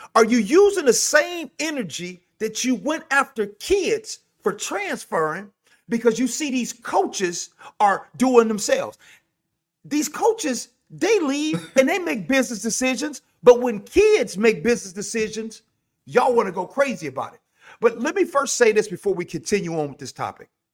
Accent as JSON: {"language": "English", "town": "Chicago", "region": "Illinois", "country": "United States", "said": "I'm from Chicago"}